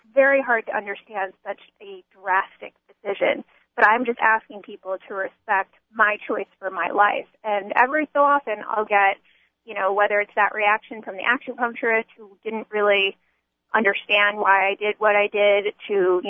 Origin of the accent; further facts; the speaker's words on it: United States; I grew up in America, in a Jewish home in America